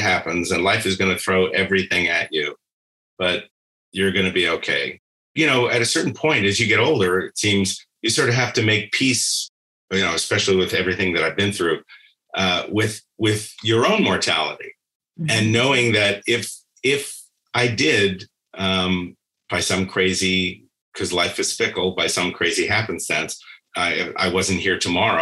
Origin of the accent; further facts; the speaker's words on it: New York, United States; first language Spanish; English is a second language; I'm from New York, I just grew up eating